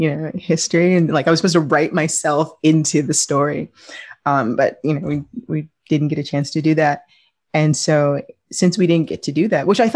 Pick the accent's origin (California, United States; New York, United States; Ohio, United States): New York, United States; I grew up in New York